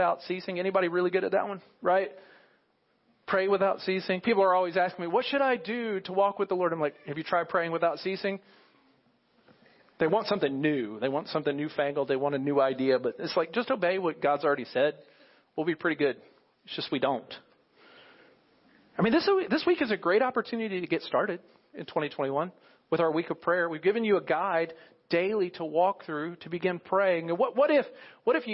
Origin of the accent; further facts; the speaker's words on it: United States; as American Christians, those who call us ourselves believers in America